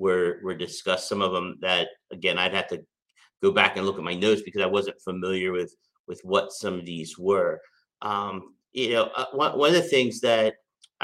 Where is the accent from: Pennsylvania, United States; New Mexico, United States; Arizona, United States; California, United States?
Pennsylvania, United States; York; we had a Country Inn & Suites in York, Pennsylvania, my hometown